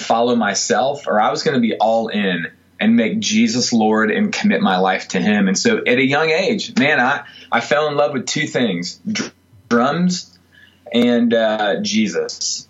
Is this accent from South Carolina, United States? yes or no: yes; Greenville, South Carolina, United States; also born or lived in Miami, Florida / Simpsonville, South Carolina; Greenville's home for me, so it's been awesome to not only do ministry in the town that I grew up